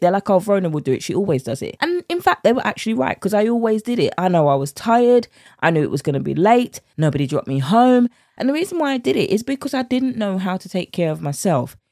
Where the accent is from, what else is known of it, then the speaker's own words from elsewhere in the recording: United Kingdom; accent: British; my British accent